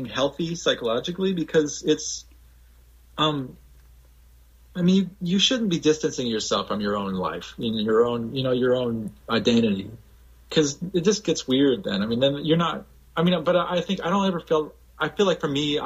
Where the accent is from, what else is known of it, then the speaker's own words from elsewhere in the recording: Hawaii, United States; being from Hawaii and being white in Hawaii